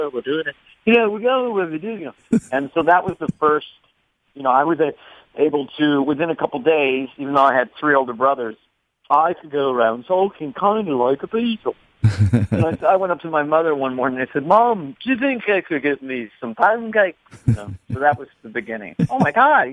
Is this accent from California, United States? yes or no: yes; San Carlos, California, United States; my hometown, Laurel Avenue in San Carlos, California